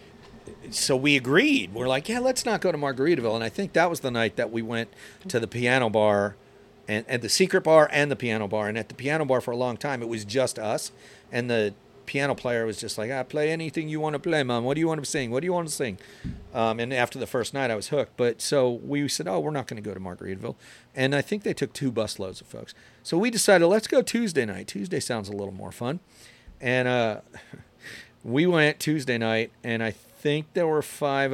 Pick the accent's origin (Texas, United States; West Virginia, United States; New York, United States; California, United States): Texas, United States; Central; we're from Central Texas